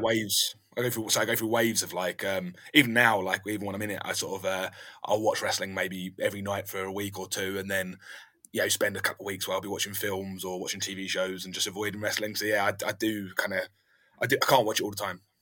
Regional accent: London, United Kingdom; now in South of England, United Kingdom; I'm actually from London originally

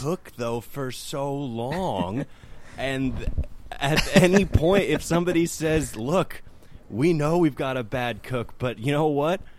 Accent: San Jose, California, United States; now in Sacramento, United States; San Jose originally, and now, now I'm in Sacramento.

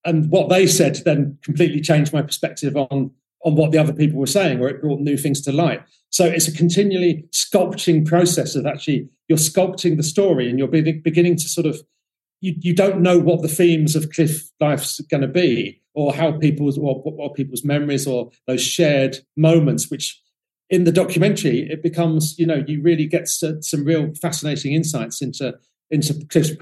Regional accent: London, United Kingdom; I'm a Londoner

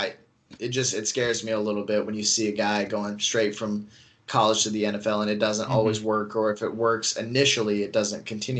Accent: Indiana, United States; Obviously for those that don't know, I'm from Indiana.

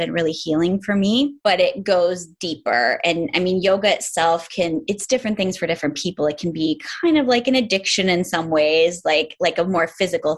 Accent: upstate New York, United States; I'm from New York. I'm from way upstate New York, really close to the Canadian border. So I grew up

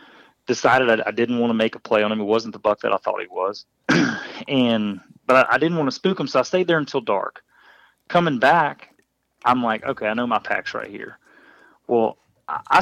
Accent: Midwest, United States; I grew up in the Midwest

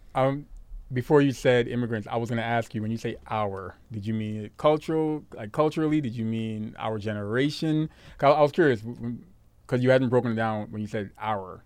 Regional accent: New York City, New York, United States; also born or lived in Guyana; I'm from Brooklyn, son. Canarsie

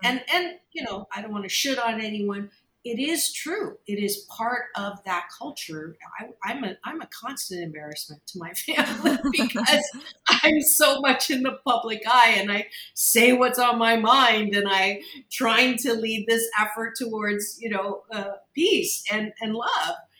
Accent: Kitchener, Ontario, Canada; I was born and raised in Canada in a very non diverse area. Uh, Kitchener, Waterloo, Ontario

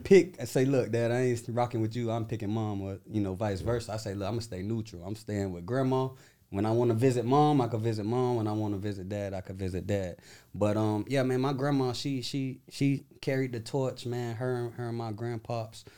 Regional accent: Tampa, Florida, United States; I'm from Tampa, Florida

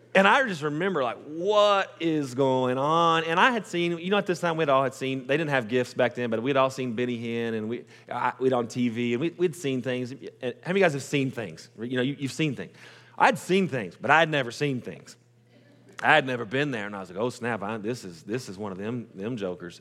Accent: Post, Texas, United States; also born or lived in Lubbock, Texas / Midland, Texas; I was born and raised in Post, Texas.

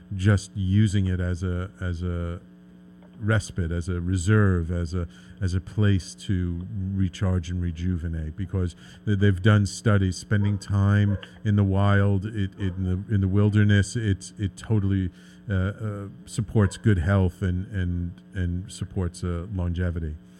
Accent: New York City, New York, United States; I grew up in the Bronx. I've I've lived in the city my entire life

